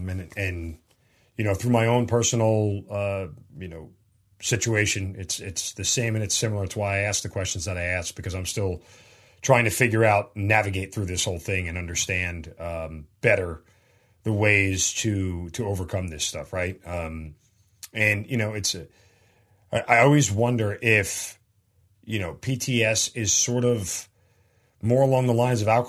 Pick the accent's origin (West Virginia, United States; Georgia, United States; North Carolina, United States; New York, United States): New York, United States; I'm a New Yorker and was an ROTC cadet